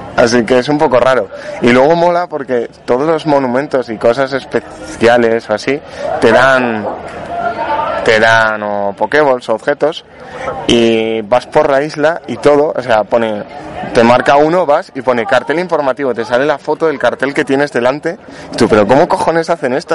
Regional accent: Spain; te insultan por todo por ser español

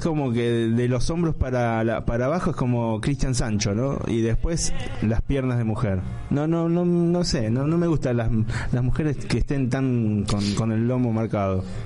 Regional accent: Lomas de Zamora, Buenos Aires Province, Argentina; en Lomas de Zamora, donde yo nací

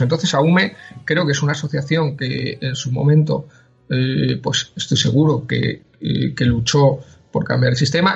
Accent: Madrid, Community of Madrid, Spain; yo eh, nací en Madrid, soy, soy madrileño eh, de toda la vida

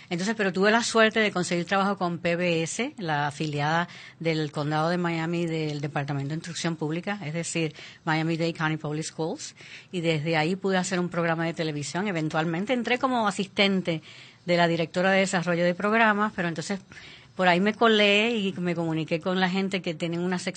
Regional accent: Puerto Rico; Nosotros somos, la comunidad puertorriqueña

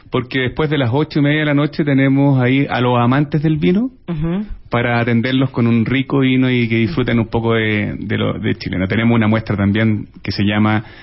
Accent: San Vicente, O'Higgins, Chile; yo soy, yo soy de provincia en, en, Chile. ¿De dónde? de un lugar que se llama San Vicente.

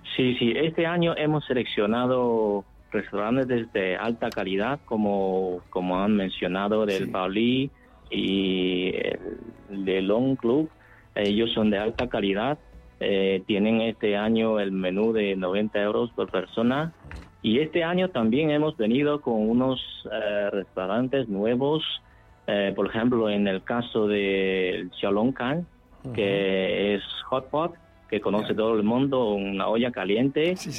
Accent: northern China, China; now in Spain; yo soy del norte de China

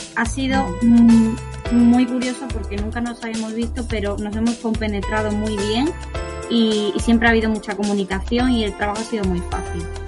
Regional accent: Huelva, Andalusia, Spain; also born or lived in Seville / Milan; yo soy de Huelva

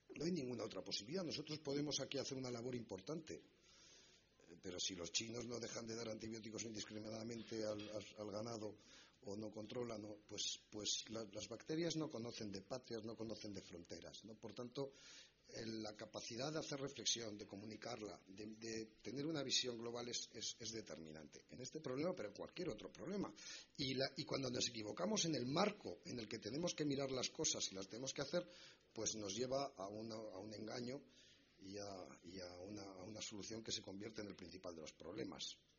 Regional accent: Spain; lo que hemos hecho como españoles

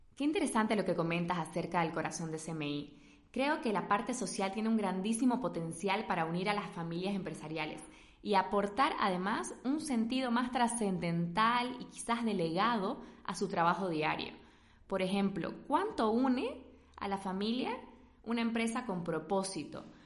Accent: Bolivia; now in Spain; también es mi casa, soy boliviana

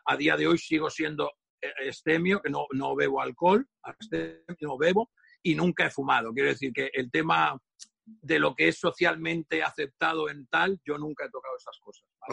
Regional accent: Catalonia, Spain; soy muy catalán

